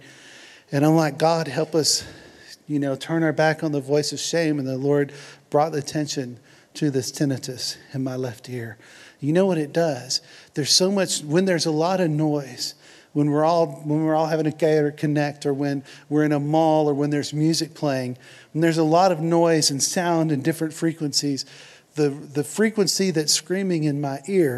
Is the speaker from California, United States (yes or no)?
no; Houston, Texas, United States; I'm from Houston